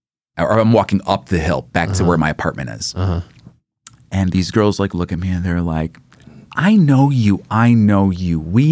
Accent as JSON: {"language": "English", "town": "Jonesboro", "country": "United States", "said": "I'm from Jonesboro."}